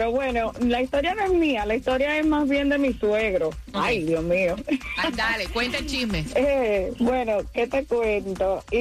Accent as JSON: {"language": "Spanish", "town": "Guaynabo", "country": "Puerto Rico", "said": "yo soy boricua"}